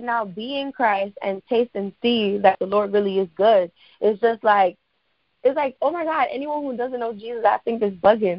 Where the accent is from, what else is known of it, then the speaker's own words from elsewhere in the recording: New York, United States; I live in the Bronx. I'm originally from New York